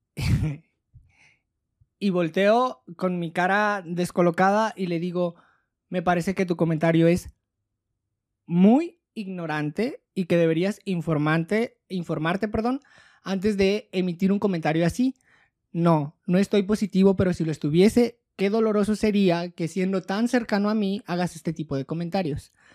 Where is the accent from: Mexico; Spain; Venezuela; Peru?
Mexico; como sociedad mexicana